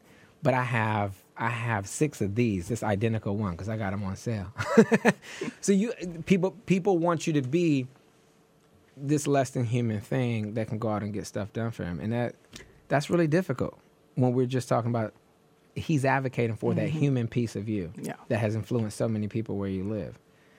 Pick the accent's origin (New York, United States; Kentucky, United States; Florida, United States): New York, United States; And people go, what do you mean? I'm from New York.